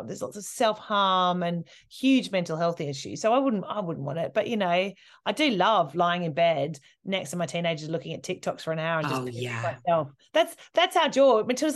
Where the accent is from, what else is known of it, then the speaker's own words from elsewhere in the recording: Australia; now in United Kingdom; growing up in Australia